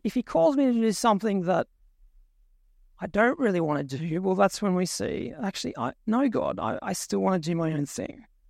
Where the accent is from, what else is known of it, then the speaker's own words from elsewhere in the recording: Tumut, New South Wales, Australia; moved away; my hometown. little place called Tumut in New South Wales.